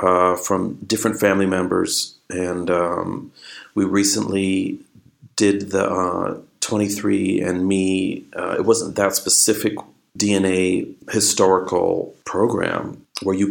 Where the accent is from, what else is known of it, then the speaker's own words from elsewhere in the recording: Los Angeles, California, United States; growing up in Los Angeles